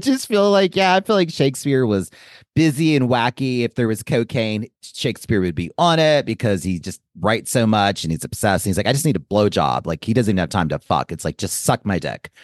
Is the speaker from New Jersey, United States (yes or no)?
no; Joliet, Illinois, United States; the year I was born in Joliet, Illinois.